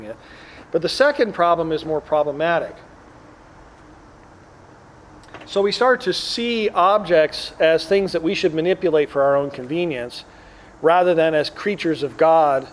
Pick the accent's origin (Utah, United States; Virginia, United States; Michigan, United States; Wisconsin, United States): Wisconsin, United States; Green Bay; now in Chicago, United States; I grew up in Wisconsin, but my dad's from Chicago